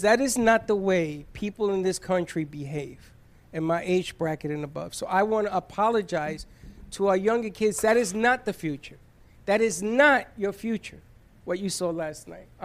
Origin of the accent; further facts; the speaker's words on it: United States; I am still an American